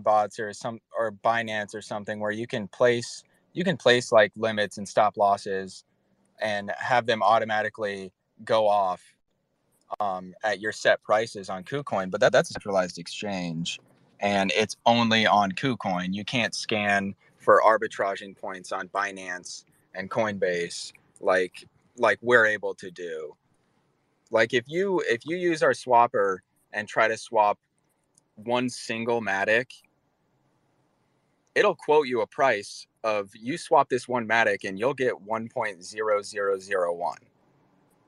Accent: Omaha, Nebraska, United States; We're from Omaha, Nebraska

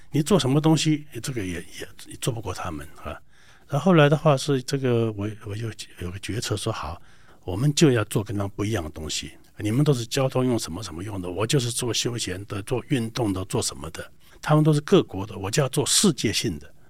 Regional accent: Taiwan; 我们台湾这边

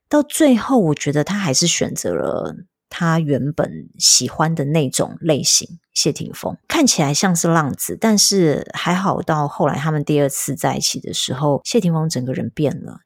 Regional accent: Tainan, Taiwan; moved away; 我本来就有计划五月中要安排回台南的老家看家人

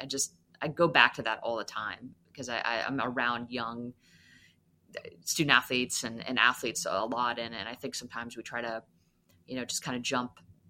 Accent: Maine, United States; also born or lived in Massachusetts, United States; Well, I'm from the Northeast, so I grew up, I was in Maine and Massachusetts. I moved around a lot, but I definitely do identify as a New England fan.

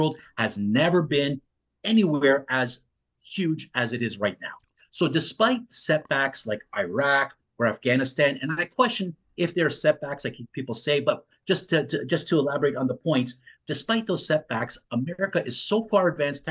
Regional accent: Canada; I grew up in Canada, mm-hmm. not far from Western New York states

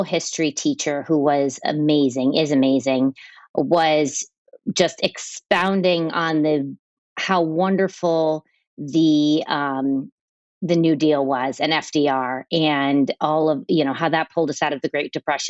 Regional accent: United States; accent: Yankee; my Yankee accent

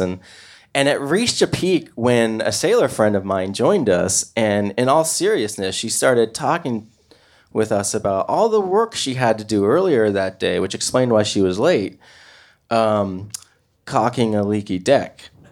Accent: Portland, Oregon, United States; I'm from Portland, Oregon

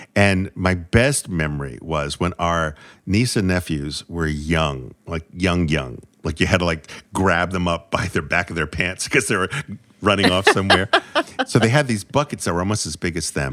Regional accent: New England, United States; I'm from New England

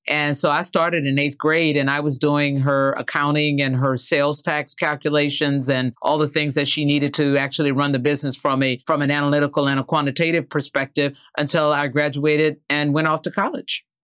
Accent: the South, United States; Growing up in the South

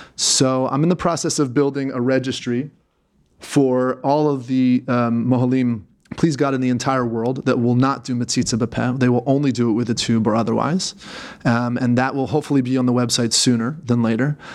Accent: Philadelphia, Pennsylvania, United States; moved away as an adult; also born or lived in New York; now in Israel; I was born in Philadelphia

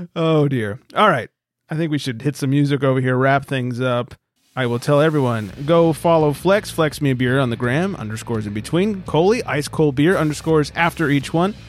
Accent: California, United States; moved away; I'm from California.

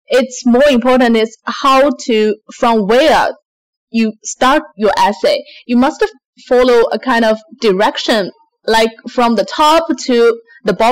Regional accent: China; English is a second language; now in Sydney, Australia; I'm from China, and now I'm living in Sydney, Australia.

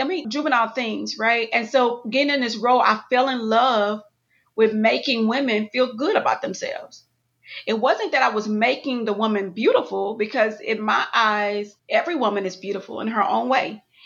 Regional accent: Houston, Texas, United States; moved away as an adult; also born or lived in Atlanta, Georgia; I'm from Houston, Texas, born and raised, went to college in Atlanta

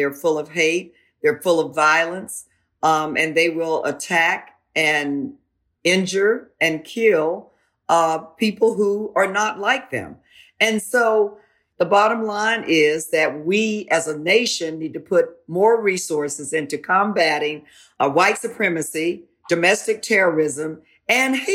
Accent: Florida, United States; I grew up in Florida

